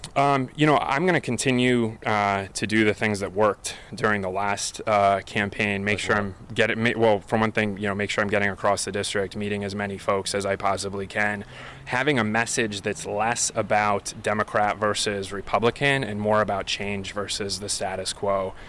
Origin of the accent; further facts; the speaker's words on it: Endicott, New York, United States; neighborhoods like this where I grew up on Bertzel Street